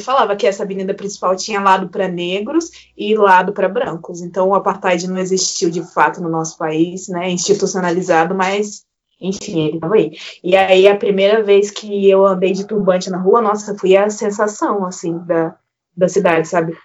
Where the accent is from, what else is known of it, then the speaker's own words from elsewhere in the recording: Barra Mansa, Rio de Janeiro, Brazil; apesar de eu ser do Rio de Janeiro